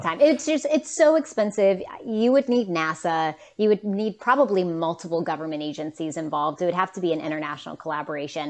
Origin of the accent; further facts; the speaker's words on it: West Virginia, United States; I'm from West Virginia